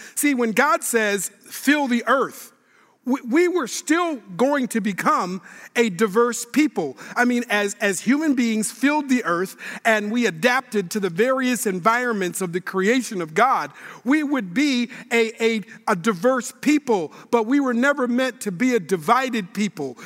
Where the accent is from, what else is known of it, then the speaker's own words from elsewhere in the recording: Minneapolis, Minnesota, United States; now in Sacramento, United States; I live in Sacramento, California, where I serve as a pastor, but I'm born and raised in Minneapolis, Minnesota